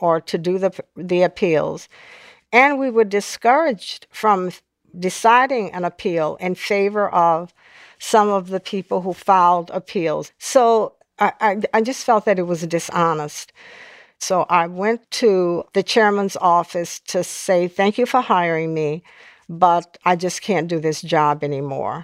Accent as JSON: {"language": "English", "town": "New Orleans", "region": "Louisiana", "country": "United States", "tie": "born or raised there", "moved": "yes", "lives_now": "Washington, D.C. area, United States", "said": "I grew up in a very volatile period in New Orleans"}